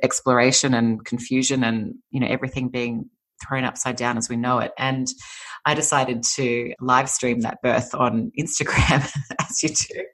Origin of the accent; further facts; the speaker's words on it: Sydney, New South Wales, Australia; moved away as an adult; now in California, United States; I'm Australian. I come from Sydney, Australia. I've been living in California for almost five years now, but um, grew up in Sydney